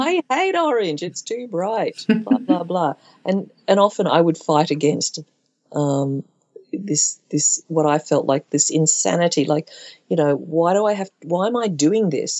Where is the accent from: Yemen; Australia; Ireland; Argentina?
Australia; Brisbane, Queensland; I'm Chinese Australian and born at a time of white Australia policy